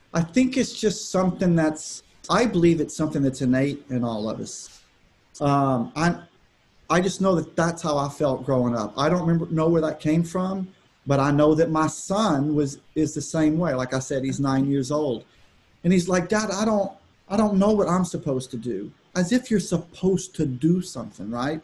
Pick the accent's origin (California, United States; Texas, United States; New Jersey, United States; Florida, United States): Texas, United States; Austin; I grew up in Texas. I grew up in Austin, uh, great city